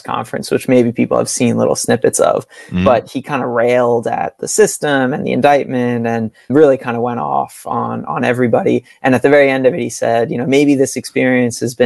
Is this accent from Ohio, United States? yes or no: no; New York City, New York, United States; I grew up in Brooklyn, born and raised, still live here